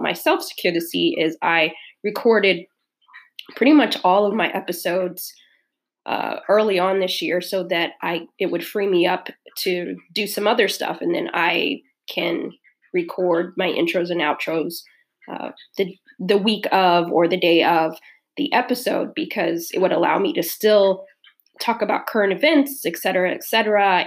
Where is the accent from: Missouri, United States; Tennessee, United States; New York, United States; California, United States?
California, United States; Southern; moved away; also born or lived in Midwest; I'm from Southern California and um, grew up there and then the second part of my life, uh, grew up in the Midwest